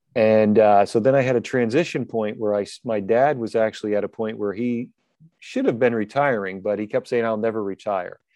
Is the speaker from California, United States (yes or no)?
no; New Jersey, United States; I'm from New Jersey.